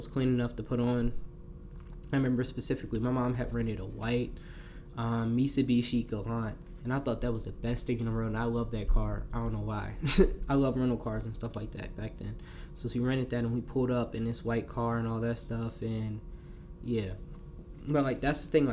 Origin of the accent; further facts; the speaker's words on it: New Jersey, United States; growing up in Jersey, all you hearing is New York music